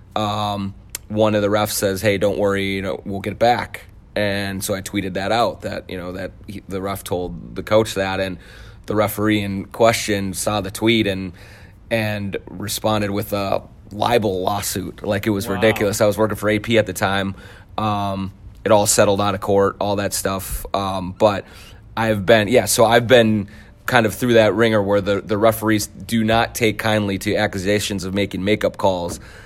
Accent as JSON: {"language": "English", "town": "Blaine", "region": "Minnesota", "country": "United States", "tie": "born or raised there", "said": "So I was born right downtown here at the hospital and um, spent uh, the uh, formative years in lovely Blaine, Minnesota."}